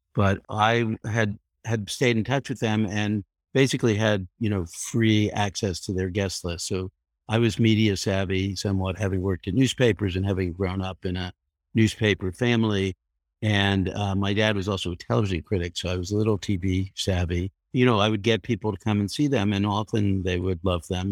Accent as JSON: {"language": "English", "town": "Leonia", "region": "New Jersey", "country": "United States", "tie": "born or raised there", "also_born_or_lived": "Brooklyn, New York", "said": "I was born in Brooklyn, but I grew up in a nearby New Jersey suburb called Leonia"}